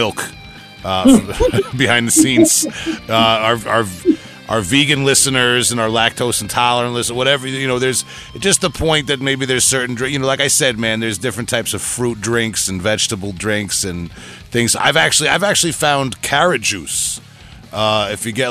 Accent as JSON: {"language": "English", "region": "New York", "country": "United States", "said": "a New Yorker down here in the States"}